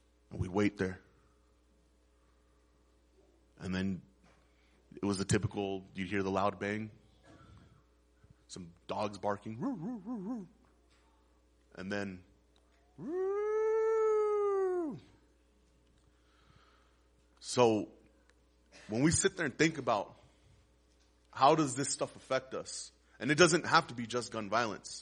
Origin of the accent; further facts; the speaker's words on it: Las Cruces, New Mexico, United States; I was born and raised here in Las Cruces. I'm 33 years old. I've spent all my life here.